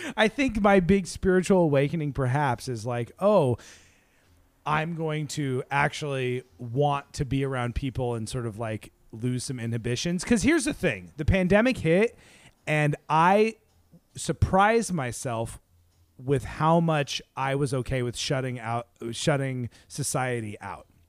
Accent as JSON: {"language": "English", "town": "Seattle", "region": "Washington", "country": "United States", "said": "we're from Seattle."}